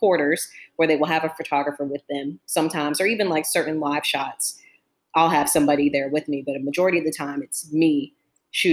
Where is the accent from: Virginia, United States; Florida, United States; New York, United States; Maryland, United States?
Virginia, United States; Fredericksburg; moved away as an adult; also born or lived in Charlotte, North Carolina; I'm originally from Virginia, in a town, well, city called Fredericksburg